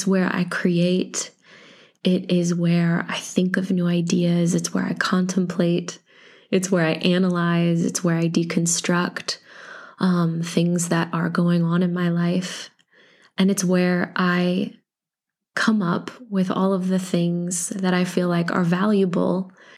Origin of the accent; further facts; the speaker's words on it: Iowa, United States; born there; also born or lived in Illinois / Missouri / North Carolina / Texas; So I was born in Iowa, but I've lived in Illinois and I've lived in Missouri and North Carolina and Texas and Louisiana and Mississippi